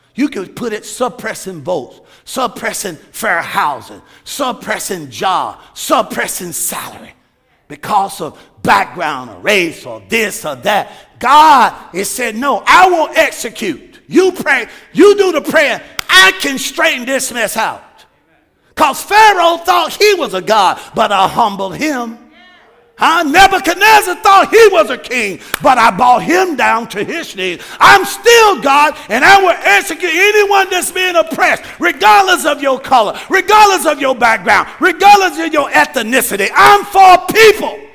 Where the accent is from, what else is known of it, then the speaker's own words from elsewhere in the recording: United States; I'm an American